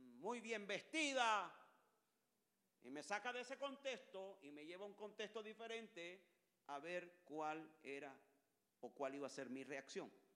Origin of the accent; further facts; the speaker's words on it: Colombia; Yo no soy gringo, yo soy colombiano.